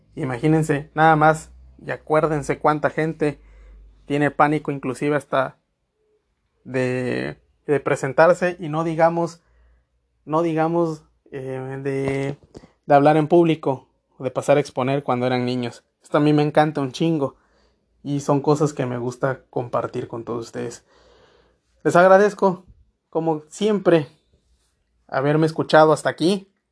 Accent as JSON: {"language": "Spanish", "country": "Mexico", "said": "vivimos nosotros aquí como ciudadanos mexicanos"}